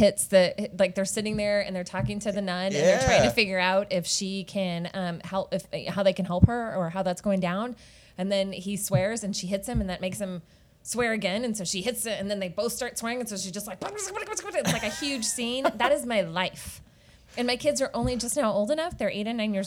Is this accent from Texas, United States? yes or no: yes; Austin, Texas, United States; I grew up in Northwest Austin, over kind of by Anderson